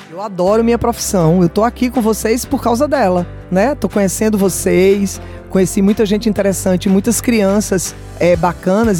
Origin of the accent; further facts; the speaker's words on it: Brazil; No Brasil a gente tem calor e verão o ano inteiro, a gente não tem neve nunca no Brasil. E na minha terra a gente também não tem inverno